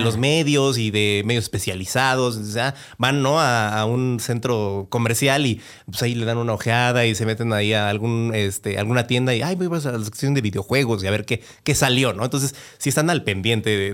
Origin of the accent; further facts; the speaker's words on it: Mexico; en México yo creo que, y porque eso a mí me pasó a mí, y después lo veía con más compañeros en la escuela y conforme fui creciendo